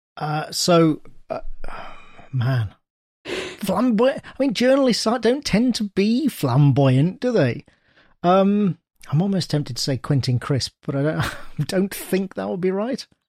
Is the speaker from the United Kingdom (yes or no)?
yes; United Kingdom; I'm British